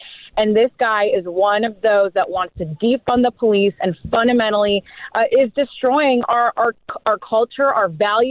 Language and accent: English; Woodstock, Illinois, United States; McHenry County. I was born and raised in Woodstock, parts of McHenry, and then all the way down to Naperville, Aurora, Bolingbrook, Lamont, and parts of Kane County as well.